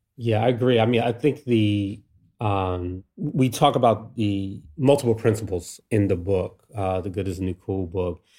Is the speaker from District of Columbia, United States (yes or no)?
yes; Washington, District of Columbia, United States; me growing up in DC here